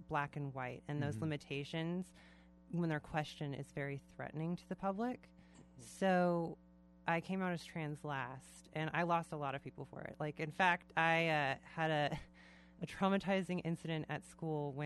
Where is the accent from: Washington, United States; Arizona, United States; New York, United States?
Washington, United States; Vashon Island; also born or lived in Spokane; I was born in the Puget Sound and I grew up on Vashon Island.